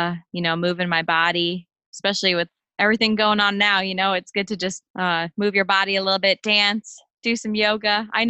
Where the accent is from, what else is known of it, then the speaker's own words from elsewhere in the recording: New York City, New York, United States; I was born in Queens, New York, a very long line of New Yorkers in my family. My dad's from the Bronx. My mom's family's all from Brooklyn.